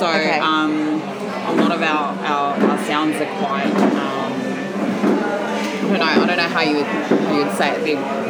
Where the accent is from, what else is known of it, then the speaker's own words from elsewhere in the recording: New Zealand; first language Samoan; English is a second language; now in Australia; So, I was born and raised in New Zealand, but my family are actually from Samoa.